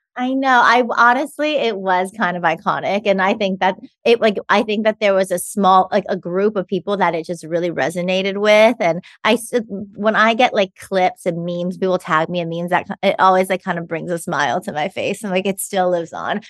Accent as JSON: {"language": "English", "town": "Los Angeles", "region": "California", "country": "United States", "tie": "born or raised there", "moved": "yes", "lives_now": "New York, United States", "said": "I was born in Los Angeles, California, in Cedar Sinai. Like most people, I feel like in L A that we know, I went to Campbell Hall for elementary school, and then I went to Harvard Westlake High School."}